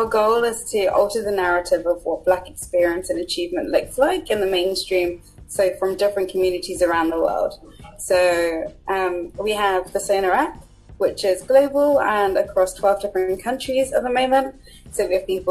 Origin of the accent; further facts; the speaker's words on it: Buckinghamshire, South East England, United Kingdom; also born or lived in Zimbabwe / London; I was born in Zimbabwe, came to the UK when I was about 6, 7, and grown up in Buckinghamshire